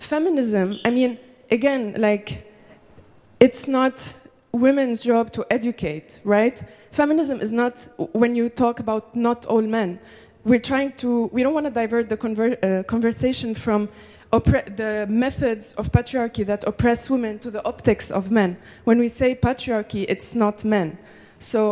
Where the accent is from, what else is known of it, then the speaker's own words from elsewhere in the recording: Lebanon; I'm from Lebanon